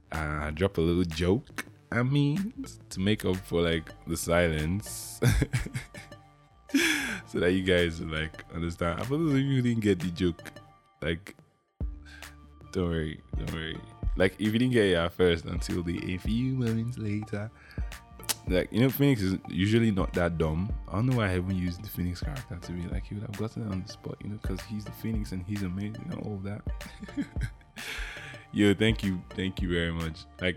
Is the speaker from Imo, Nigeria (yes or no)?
yes; Imo, Nigeria; Yeah, I'm from Imo State. The land of the statues, I guess.